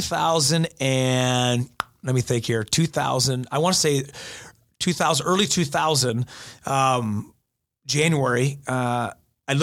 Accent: Goodrich, Michigan, United States; also born or lived in Ohio / Grand Blanc; I started playing summer ball in Goodrich. That's where I grew up as a kid and then transferred to Grand Blanc

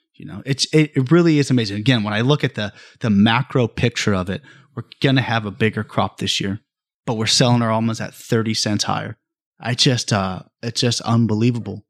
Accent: Bakersfield, California, United States; the Central Valley has really always been, or California has always been my life. Um, I was born in Bakersfield

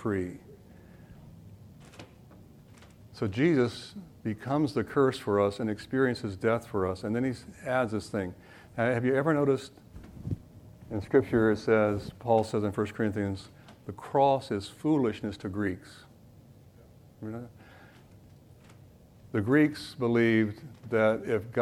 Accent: North Florida, United States; accent: southern; I grew up in North Florida

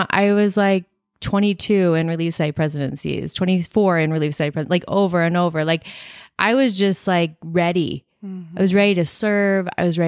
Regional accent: Gilbert, Arizona, United States; I grew up in Gilbert.

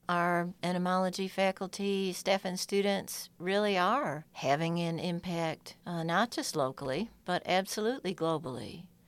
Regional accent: upstate New York, United States; moved away as an adult; now in Georgia, United States; I'm originally from farm and orchard country in upstate New York. And I was that girl running barefoot through fields and streams and woods.

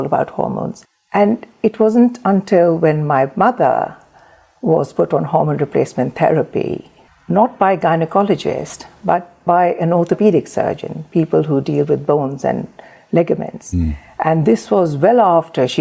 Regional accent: Pakistan; moved away as an adult; also born or lived in Surrey; now in United Kingdom; I was born and raised in Pakistan.

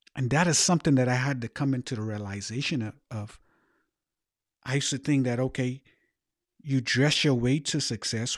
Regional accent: Bahamas; moved away; also born or lived in United States; born in the Bahamas

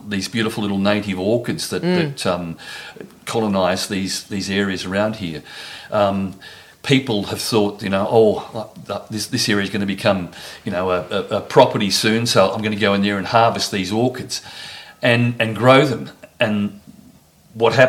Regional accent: Frankston, Victoria, Australia; when I was a kid, I mean, I grew up in Frankston

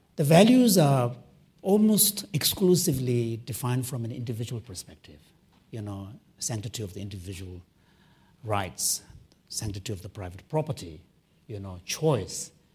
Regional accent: Canada; I'm a Canadian

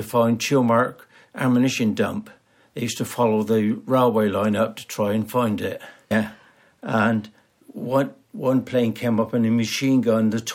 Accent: Tisbury, South West England, United Kingdom; born or raised there

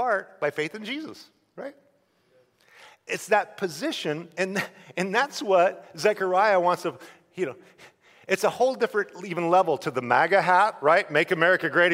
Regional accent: Idaho, United States; I'm a redneck from Idaho

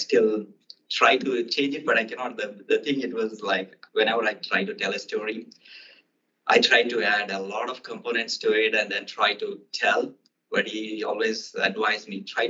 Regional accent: Hanamkonda, Telangana, India; now in Boston, United States; my hometown, Hanumkunda, where my birthplace.

